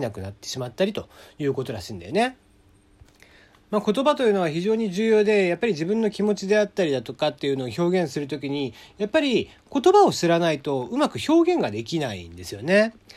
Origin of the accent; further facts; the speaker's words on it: Kagoshima, Japan; accent: Kagoshima dialect; first language Japanese; moved away; 僕もこう、感情が高ぶったりとかすると、実はこう、鹿児島弁が結構出たりとかしちゃいます。で、まあそういうのはやっぱり母国語というのが、まあ日本語でありつつ、鹿児島弁なんですよね。